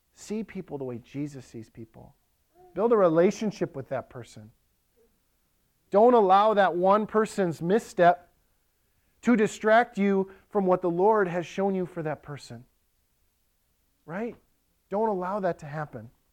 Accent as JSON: {"language": "English", "town": "Ellsworth", "country": "United States", "tie": "born or raised there", "moved": "yes", "lives_now": "Lakeland, United States", "said": "In Ellsworth, my hometown"}